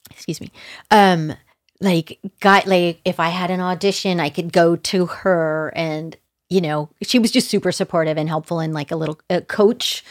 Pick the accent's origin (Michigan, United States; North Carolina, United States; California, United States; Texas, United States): California, United States; Manhattan Beach; I was born in Manhattan Beach, California